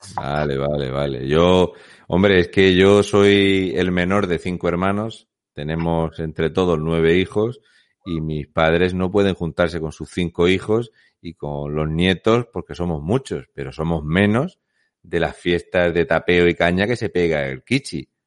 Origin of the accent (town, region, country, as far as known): Spain